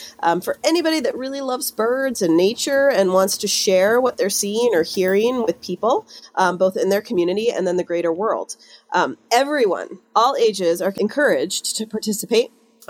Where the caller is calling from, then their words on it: Ithaca, New York, United States; calling in from just outside of Ithaca, New York today.